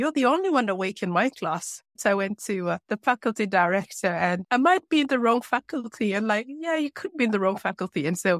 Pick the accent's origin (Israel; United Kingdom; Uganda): Uganda; also born or lived in Norway; I grew up in Uganda and in Norway.